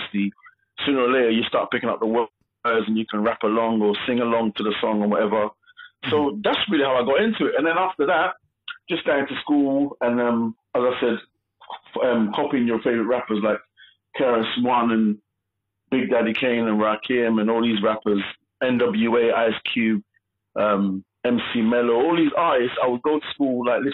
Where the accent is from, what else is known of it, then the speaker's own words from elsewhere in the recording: London, United Kingdom; the estate that I grew up on in Southeast London.